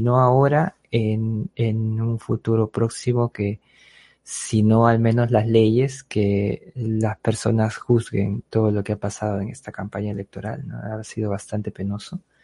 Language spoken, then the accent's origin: Spanish; Peru; somos todos los peruanos